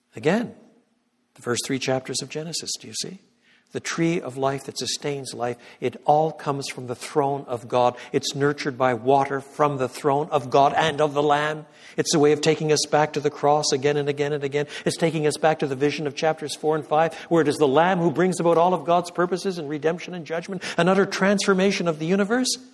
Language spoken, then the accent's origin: English; Quebec, Canada; moved away; I was born in Canada. I was brought up in French Canada